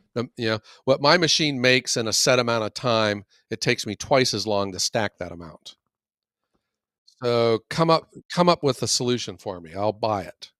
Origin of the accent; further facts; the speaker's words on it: Youngstown, Ohio, United States; from Youngstown